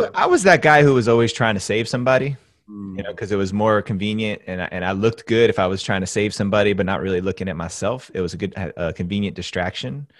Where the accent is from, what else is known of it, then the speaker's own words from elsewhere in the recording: New Jersey, United States; I'm actually from New Jersey. I grew up about seven miles as the crow flies from downtown Manhattan.